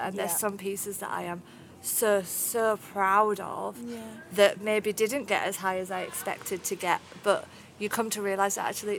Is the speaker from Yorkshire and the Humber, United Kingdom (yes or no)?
yes; Barnsley, Yorkshire and the Humber, United Kingdom; accent: northern; Barnsley in Yorkshire.